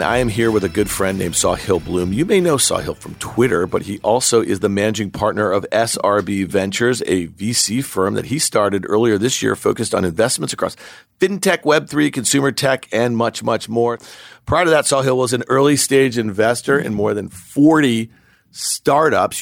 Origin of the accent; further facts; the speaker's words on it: New York, United States; I grew up here in New York